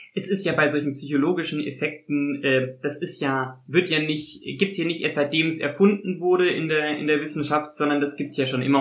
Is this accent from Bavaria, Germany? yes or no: no; Konstanz, Baden-Württemberg, Germany; ich, so wie ich Konstanz ausspreche, aus der Gegend von Konstanz komme